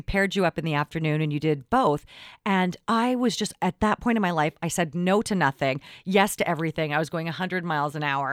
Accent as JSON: {"language": "English", "town": "Richmond", "region": "British Columbia", "country": "Canada", "tie": "born or raised there", "said": "I grew up in Richmond"}